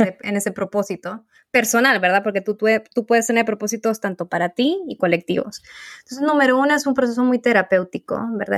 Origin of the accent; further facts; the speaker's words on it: Honduras; soy de Honduras